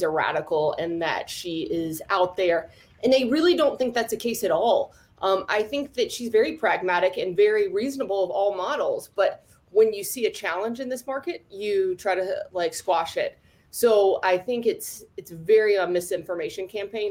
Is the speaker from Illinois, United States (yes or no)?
no; North Carolina, United States; I am from North Carolina